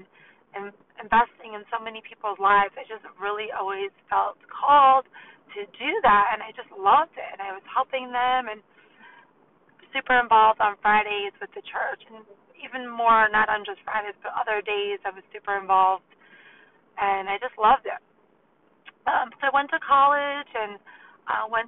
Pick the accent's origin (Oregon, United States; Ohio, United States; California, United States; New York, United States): New York, United States; I'm from New York